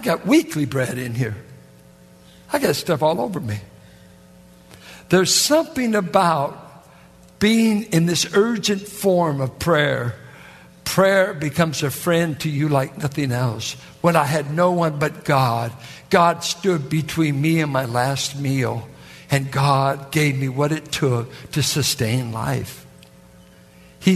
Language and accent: English; Richmond, California, United States; people that I grew up with in Richmond, that was in the projects and in the war effort